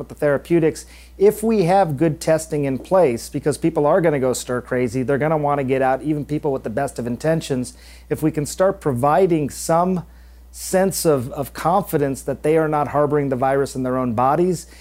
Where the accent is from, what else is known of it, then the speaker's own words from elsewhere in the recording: Michigan, United States; I'm from Michigan